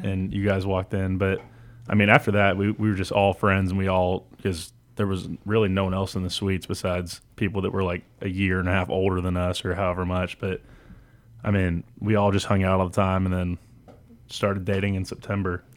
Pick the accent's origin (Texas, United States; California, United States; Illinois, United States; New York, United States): Texas, United States; Houston; moved away; I'm from Houston